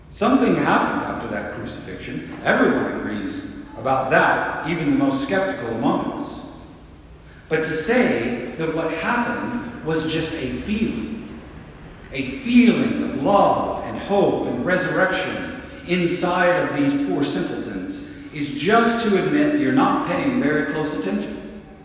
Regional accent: the South, United States; moved away; I grew up in the South where everyone is a Christian.

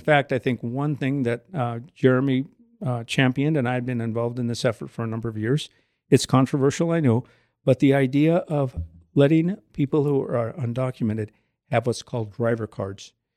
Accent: Southern California, United States; now in Goshen, United States; I grew up in Southern California. From parents who moved to California from Texas

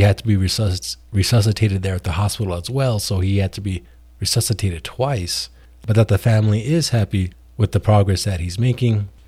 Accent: New Mexico, United States; New Mexico, my home state

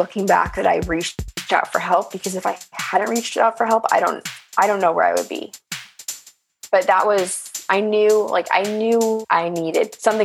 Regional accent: Los Angeles, California, United States; I grew up in Los Angeles

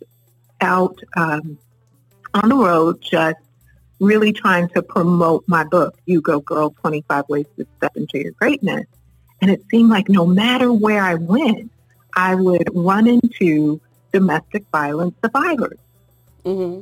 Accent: New York City, New York, United States; as a little girl growing up in East New York

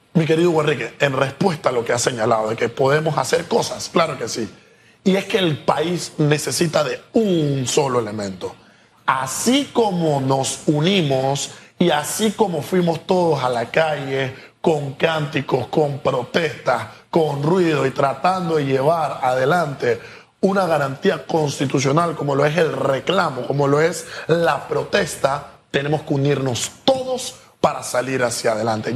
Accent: Panama; como Estado panameño

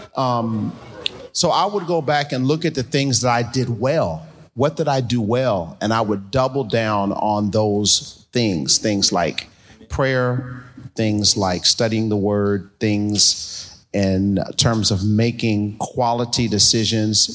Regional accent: New York City, New York, United States; now in Columbus, United States; we're both from Brooklyn, both born in the same hospital, uh, at Kings County Hospital

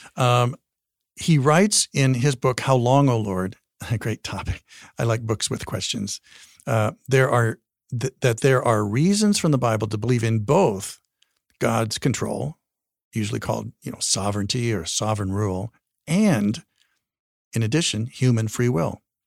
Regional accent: Wyoming, United States; also born or lived in Colorado; I'm from Wyoming

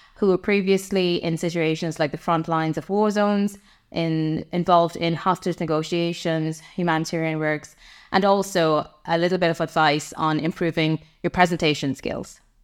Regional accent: Trinidad & Tobago; moved away as an adult; now in Ireland; I am originally from the Caribbean. I come from Trinidad and Tobago

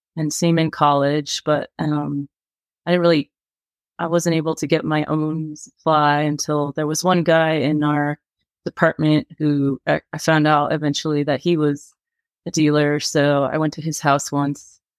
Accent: California, United States; I was in my hometown in California

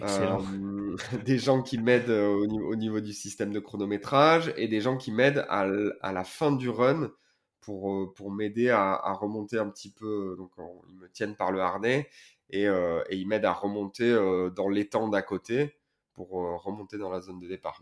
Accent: Port-Saint-Louis-du-Rhône, Provence-Alpes-Côte d'Azur, France; chez moi à Port-Saint-Louis

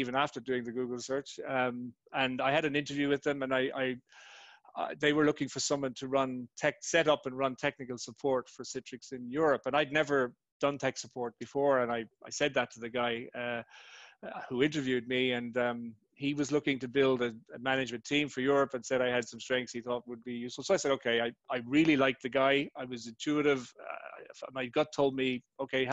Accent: Ireland; I'm Irish, as you said, born and bred in Ireland, a farmer's son

